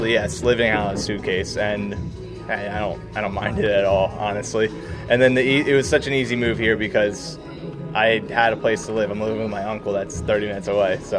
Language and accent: English; Swedesboro, New Jersey, United States; also born or lived in Voorhees / Glassboro; Grew up in Swedesboro